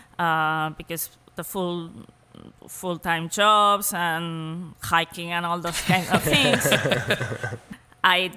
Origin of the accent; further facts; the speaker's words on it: Madrid, Community of Madrid, Spain; English is a second language; moved away as an adult; also born or lived in Paris; now in United States; I grew up in Madrid, which is a big city